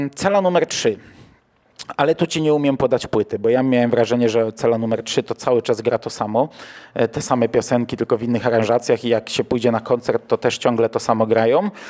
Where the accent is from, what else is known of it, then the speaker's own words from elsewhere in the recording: Toruń Voivodeship, Kuyavian-Pomeranian Voivodeship, Poland; now in Bydgoszcz, Poland; wychowałem się w e, województwie, które było toruńskie, a nie kujawsko-pomorskie